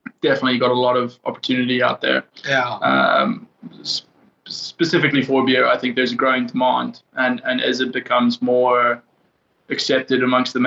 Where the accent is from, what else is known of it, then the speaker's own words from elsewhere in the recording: South Africa; moved away as an adult; now in Hong Kong; I'm actually half American, half South African, but okay. Spent most of my life in South Africa.